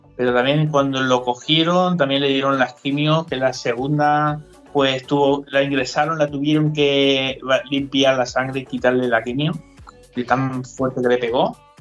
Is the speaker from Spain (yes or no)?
yes; Alicante, Valencian Community, Spain; moved away as an adult; now in Munich, Germany; yo soy valenciano, alicantino, para decirlo así, borracho y fino que dicen.